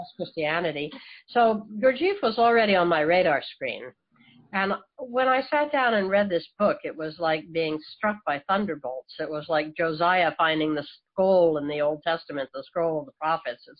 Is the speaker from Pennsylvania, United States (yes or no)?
yes; Philadelphia, Pennsylvania, United States; I was raised in the in the Philadelphia area